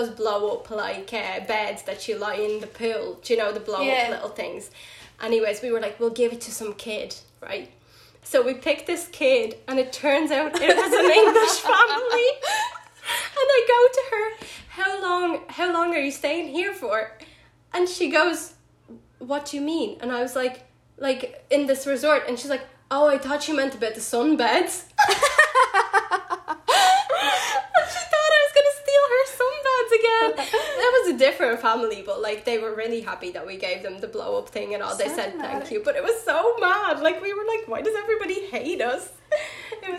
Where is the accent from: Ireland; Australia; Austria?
Ireland; I am from Ireland.